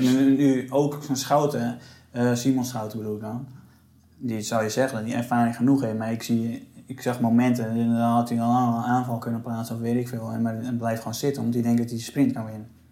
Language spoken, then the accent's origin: Dutch; Netherlands; wij als Nederlanders